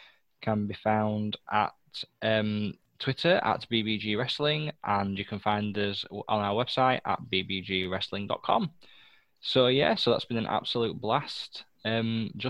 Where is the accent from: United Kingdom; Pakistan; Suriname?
United Kingdom; England; British gentleman, English gentleman